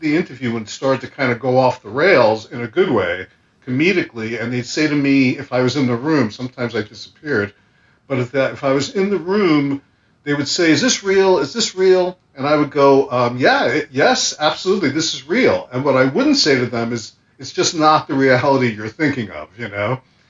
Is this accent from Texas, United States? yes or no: no; Brooklyn, New York, United States; Yes, Trump Village, yes, down by the end of Brighton Beach in Ocean Park, right near Coney Island.